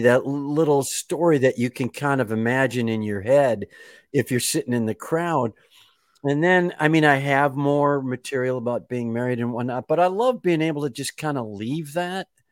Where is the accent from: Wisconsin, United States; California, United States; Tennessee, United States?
Wisconsin, United States; Kenosha; I am from Kenosha, Wisconsin